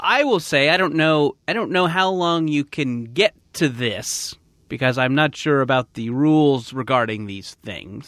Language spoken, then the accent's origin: English; United States; we Americans